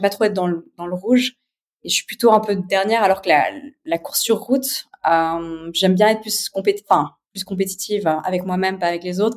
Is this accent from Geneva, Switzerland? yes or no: yes; Geneva, Switzerland; je suis née à Genève, j'ai 36 ans.